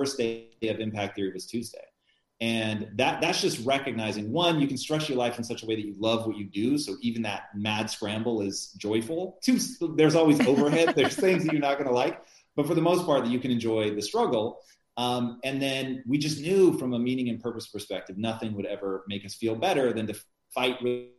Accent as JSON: {"language": "English", "country": "United States", "said": "I'm an American who's trying to sound So"}